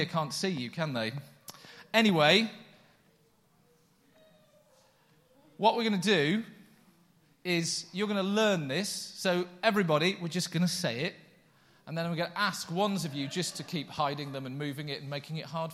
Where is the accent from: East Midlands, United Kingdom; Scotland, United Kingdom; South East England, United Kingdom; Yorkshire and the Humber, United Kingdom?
Yorkshire and the Humber, United Kingdom; now in Coventry, United Kingdom; I put aside my Yorkshireness